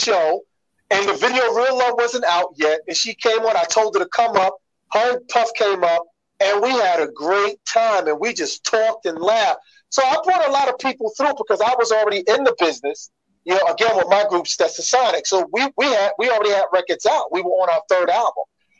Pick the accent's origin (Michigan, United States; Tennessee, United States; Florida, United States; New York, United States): New York, United States; New York City; We would make shout outs to somebody in the Bronx, and I'm from Brooklyn, and they would hear it in the Bronx.